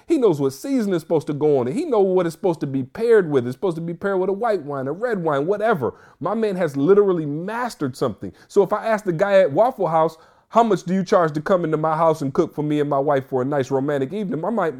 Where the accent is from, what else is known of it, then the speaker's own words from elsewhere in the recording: Michigan, United States; I don't know. I'm from the Mitten. I don't really believe we have flying squirrels.